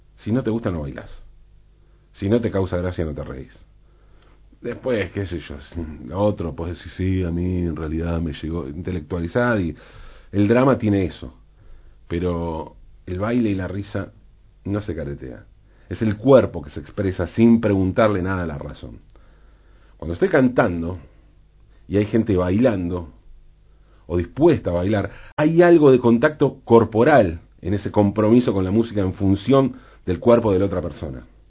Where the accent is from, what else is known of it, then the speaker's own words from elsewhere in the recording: Valentín Alsina, Buenos Aires Province, Argentina; mi ciudad natal, de mi barrio, Valentín Alsina